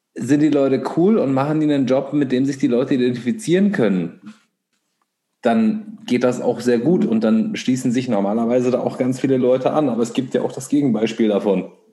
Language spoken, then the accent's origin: German; Göttingen, Lower Saxony, Germany; in der Stadt, wo wir alle aufgewachsen sind, in Göttingen